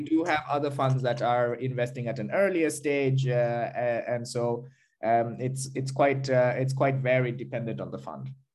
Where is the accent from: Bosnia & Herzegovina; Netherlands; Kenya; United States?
Kenya; now in Berlin, Germany; I am Kenyan